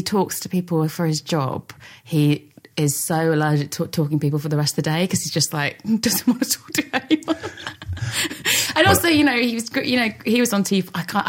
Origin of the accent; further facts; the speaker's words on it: London, United Kingdom; I grew up in North London, around sort of like my family my grandpa came over from Ireland with four of his brothers.